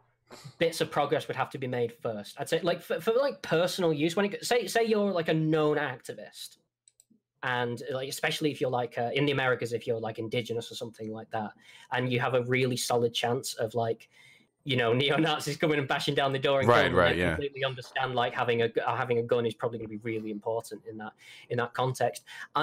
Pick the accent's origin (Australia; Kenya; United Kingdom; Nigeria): United Kingdom; England; I can literally just sit down with my mates, walk to the pub. Yes, I am this English.